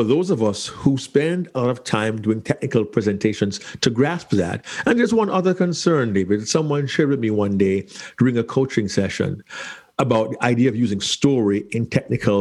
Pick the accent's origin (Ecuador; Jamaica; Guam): Jamaica; Kingston; moved away; As a small child growing up in Kingston, Jamaica